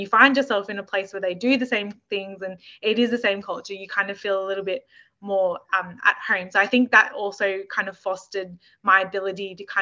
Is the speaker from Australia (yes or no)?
yes; Australia; me growing up in Australia and living in Australia